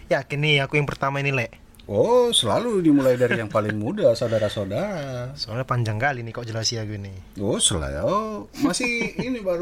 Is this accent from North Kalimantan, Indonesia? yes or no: no; Medan, North Sumatra, Indonesia; born there; terus aku lahir di Medan.